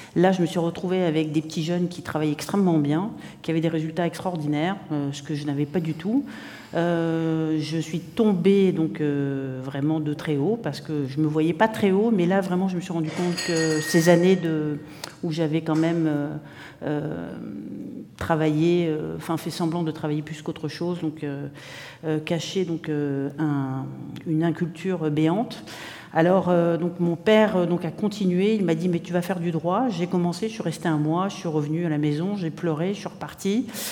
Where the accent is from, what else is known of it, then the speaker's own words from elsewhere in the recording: Morocco; also born or lived in Spain / New York; now in Montreal, Canada; je suis née en Espagne, j'ai grandi au Maroc